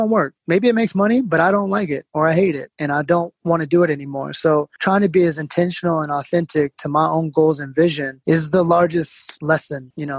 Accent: New York City, New York, United States; You know, I'm basically a New Yorker.

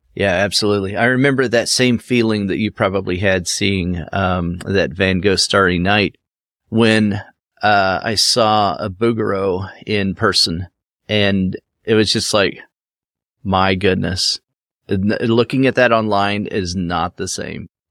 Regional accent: Cincinnati, Ohio, United States; there is a cincinnati nature center right here in my back i mean it's five minutes for me to go uh, to that location where, you know, in my hometown here

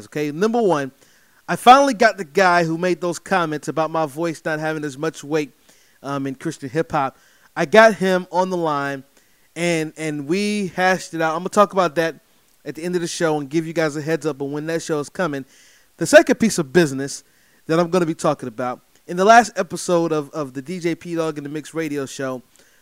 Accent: Durham, North Carolina, United States; from right here in North Carolina, my hometown, by the way, Durham, North Carolina

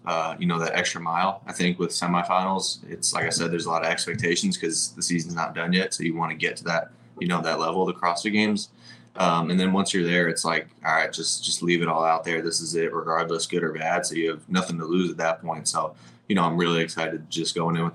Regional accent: Westchester County, New York, United States; moved away as an adult; also born or lived in Arizona; now in Fort Myers, United States; I grew up in New York. I lived there until I was 18 or 19, I think maybe 19. And then I moved to Arizona.

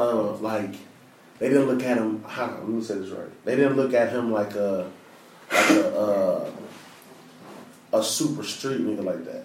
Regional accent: Detroit, Michigan, United States; So I'm from Detroit. I'm from the area.

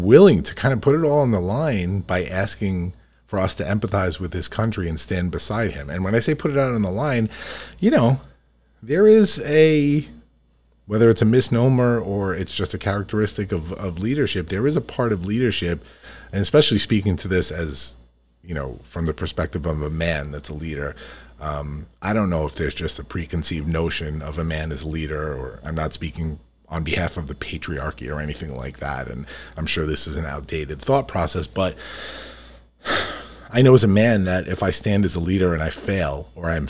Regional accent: United States; we here in the United States

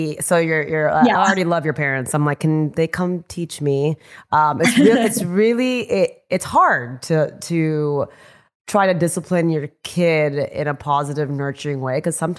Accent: Houston, Texas, United States; Grew up predominantly in a white area. So did I. I grew up in Houston, but in near the NASA area. Typical Indian Guju household

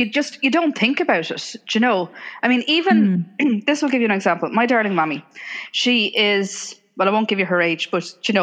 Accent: Ireland; moved away as an adult; also born or lived in England; I grew up in Ireland, but I moved to England when I was 22 for work.

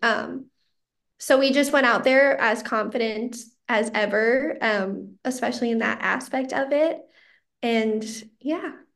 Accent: Chanhassen, Minnesota, United States; my hometown of Chanhassen

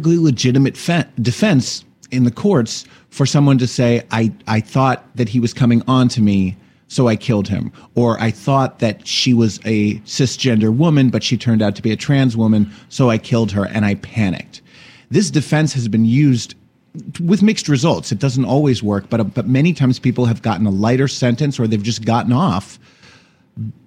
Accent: New Jersey, United States; I'm so proud of my home state

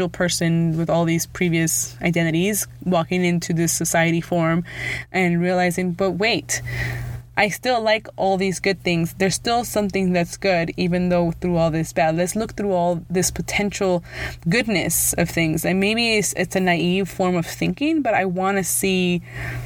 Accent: Los Angeles, California, United States; first language Spanish; English is a second language; also born or lived in the Valley; I was born in Los Angeles, even though now I live in the Valley

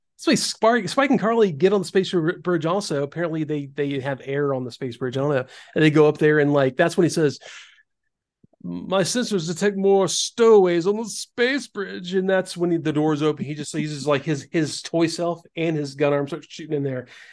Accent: the South, United States; growing up in the South

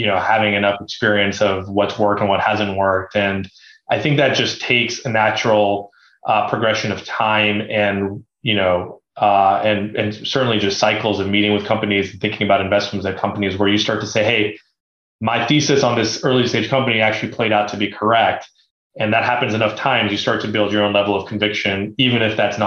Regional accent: Beaverton, Oregon, United States; I grew up in Beaverton, Oregon, which is the headquarters of Nike

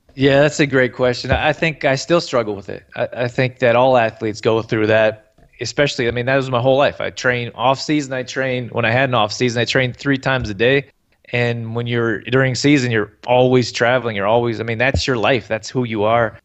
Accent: Canada; I grew up here in Canada

